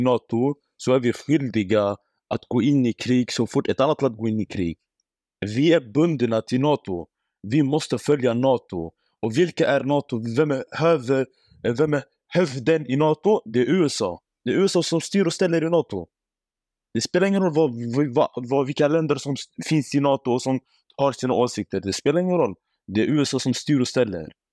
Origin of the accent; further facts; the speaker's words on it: Iraq; now in Sweden; Jag är från Irak.